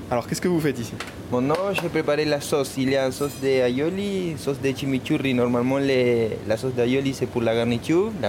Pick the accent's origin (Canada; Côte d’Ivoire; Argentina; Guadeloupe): Argentina; Buenos Aires; French is a second language; now in Paris, France; je suis argentin de Buenos Aires. La capitale La capitale, c'est ça. Je suis porteño, comme, comme c'est dit là-bas.